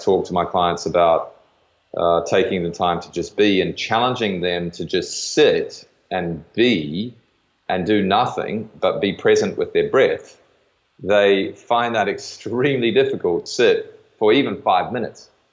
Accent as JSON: {"language": "English", "country": "New Zealand", "tie": "born or raised there", "said": "I grew up in New Zealand playing rugby"}